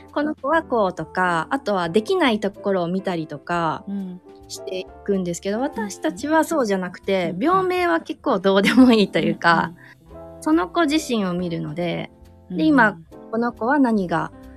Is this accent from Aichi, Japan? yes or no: yes; Aichi, Japan; moved away; also born or lived in Kyoto; 近くに私の実家があるのでその一室をちょっと使わせて今はもらってる